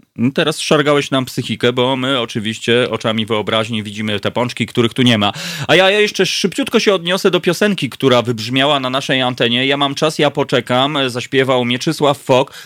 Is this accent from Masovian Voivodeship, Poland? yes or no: yes; Warsaw, Masovian Voivodeship, Poland; urodziłem się na Grochowie